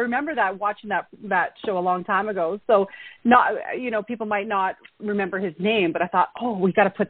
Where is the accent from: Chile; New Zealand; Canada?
Canada; obviously I'm a Canadian